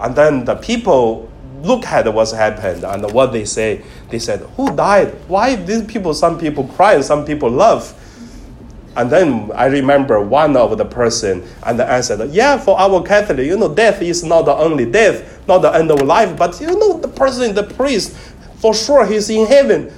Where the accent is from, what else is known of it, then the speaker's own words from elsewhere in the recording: Hebei, China; now in Hong Kong; I studied in elementary in my hometown. In Hong Kong, you never seen this, but in mainland China, in northern part of China, in Hebei province